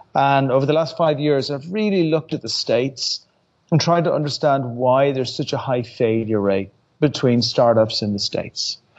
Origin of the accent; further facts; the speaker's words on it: Ireland; I'm Irish.